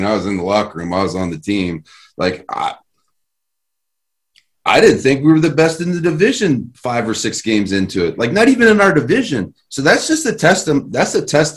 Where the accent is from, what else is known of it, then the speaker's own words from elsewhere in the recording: Terre Haute, Indiana, United States; from Terre Haute, Indiana, man. I'm just a kid that used to, you know what I mean, chew tobacco. And I used to detassel corn